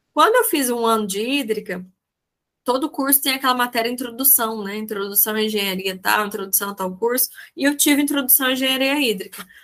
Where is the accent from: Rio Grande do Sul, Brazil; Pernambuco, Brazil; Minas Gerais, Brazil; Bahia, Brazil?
Minas Gerais, Brazil; southern; eu sou do sul de Minas